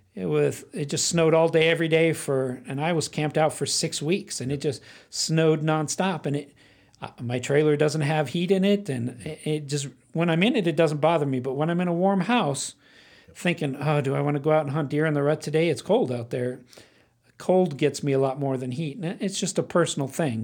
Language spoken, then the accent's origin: English; Phoenix, Arizona, United States; I grew up in Phoenix. I was born in Phoenix